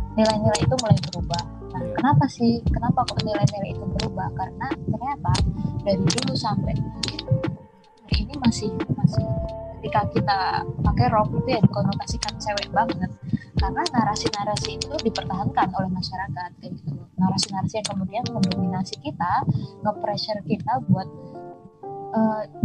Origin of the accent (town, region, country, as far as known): Wonosobo, Central Java, Indonesia; born or raised there; moved away as an adult; also born or lived in Kalimantan; now in Yogyakarta, Indonesia